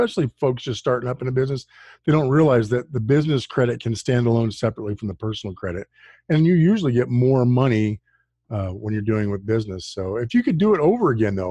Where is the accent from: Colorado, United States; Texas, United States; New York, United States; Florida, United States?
Colorado, United States; Aurora; I was born in Aurora, and so Colorado is my native state